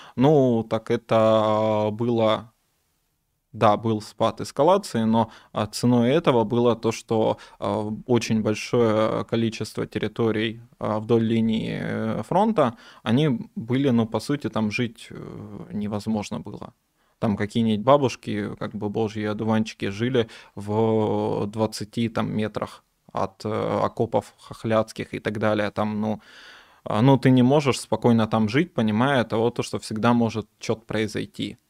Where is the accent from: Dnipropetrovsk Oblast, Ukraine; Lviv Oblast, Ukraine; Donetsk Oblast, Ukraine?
Donetsk Oblast, Ukraine; Donetsk; moved away; also born or lived in Kyiv / Odesa; я из Донецка. Некоторое время я жил в Киеве и в Одессе.